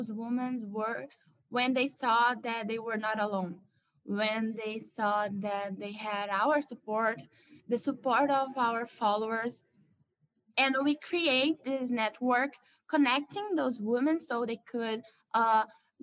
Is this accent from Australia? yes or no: no; Rio de Janeiro, Brazil; I was born in Rio de Janeiro, one of the most violent cities in Brazil and maybe in the world.